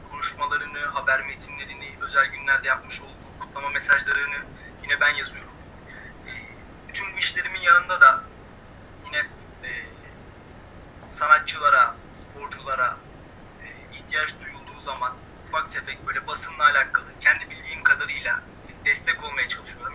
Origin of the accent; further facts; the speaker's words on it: Istanbul, Turkey; moved away as an adult; now in Kayseri, Turkey; İstanbul'da doğdum. Akabinde e, ilk orta ve lise öğrenimimi İstanbul'da tamamladım.